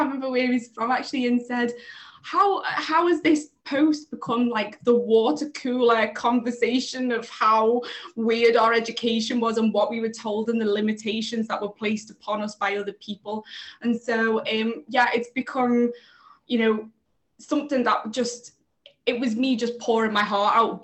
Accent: Liverpool, North West England, United Kingdom; now in London, United Kingdom; I'm originally from Liverpool. I live here in London now

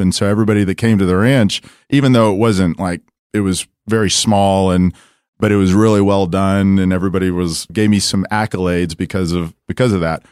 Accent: Dallas, Texas, United States; I come from Dallas, uh, went to Saint Mark's, you know, went to S M U

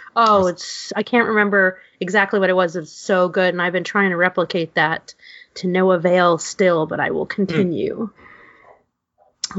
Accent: New York City, New York, United States; growing up in New York City, my grandmother was obsessed with egg cream sodas

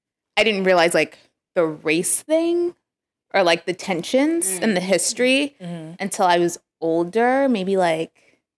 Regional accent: Chicago, Illinois, United States; also born or lived in New Jersey; I am African American, Black American. And first time I was raised, so I was born in New Jersey and we lived in New Jersey until I was 5. And when we moved to Chicago

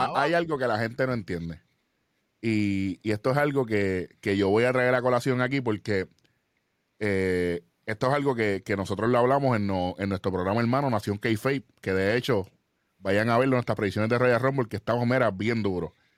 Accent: Puerto Rico; nosotros somos puertorriqueños

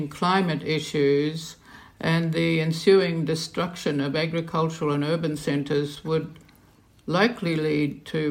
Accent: Queensland, Australia; moved away; also born or lived in London; Well, I grew up in Australia. I'm fourth generation Australian, and of course, my parents' garden was in a subtropical area in Queensland

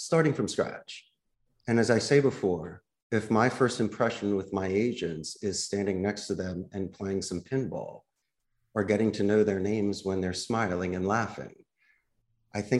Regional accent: Philadelphia, Pennsylvania, United States; moved away; I'm from Philadelphia

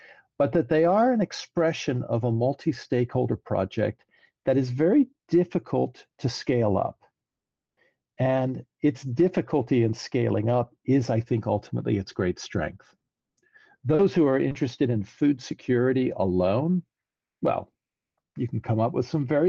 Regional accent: New Orleans, Louisiana, United States; moved away as an adult; now in New York, United States; I really cut my teeth in my hometown of New Orleans

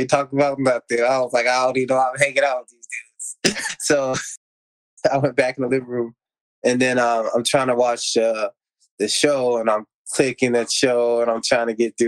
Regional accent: Alabama, United States; also born or lived in Chicago, Illinois; I was born in Chicago, and I lived in Lionsville, Alabama

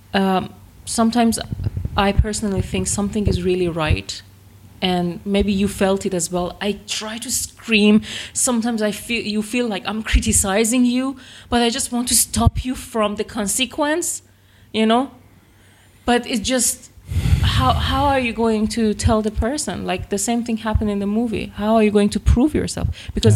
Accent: north of Iran near Caspian Sea, northern Iran, Iran; now in Virginia Beach, United States; I actually missed my hometown because no, I'm from north of Iran near Caspian Sea

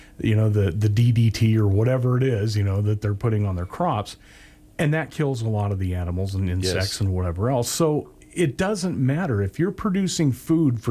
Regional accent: the Northwest, Pacific Northwest, United States; growing up in the Northwest

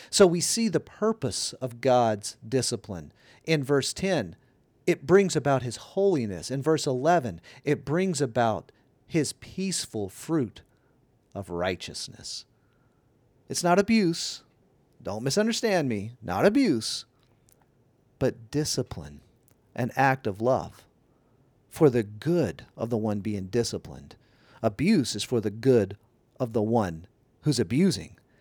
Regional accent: Louisiana, United States; moved away as an adult; also born or lived in Canada; We need to move back to my home state of Louisiana

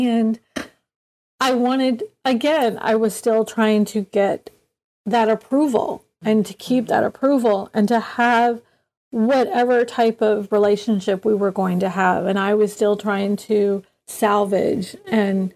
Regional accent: the South, United States; growing up in the South

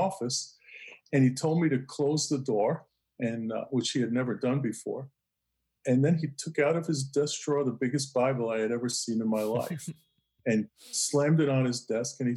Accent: New York City, New York, United States; I grew up in Brooklyn

